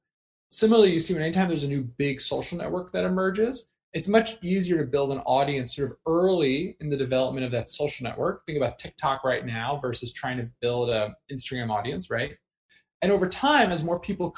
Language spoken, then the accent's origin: English; New Jersey, United States; I grew up in New Jersey.